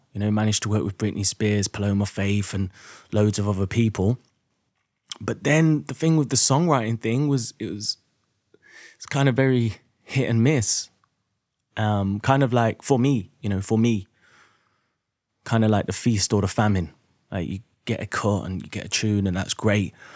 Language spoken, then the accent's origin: English; Derby, East Midlands, United Kingdom; moved away as an adult; also born or lived in London; I was born in Derby in the Midlands